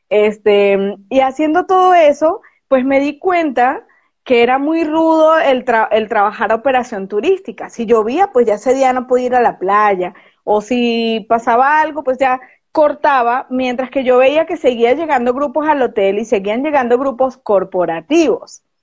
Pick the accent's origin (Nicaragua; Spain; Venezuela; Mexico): Venezuela; Caracas, Capital District; born there; moved away as an adult; Yo nací en Caracas, Venezuela. Eh, sí, a, mucho orgullo digo que soy venezolana, pero también a mucho orgullo digo que soy ciudadana del mundo, porque ya me ha tocado vivir en seis países.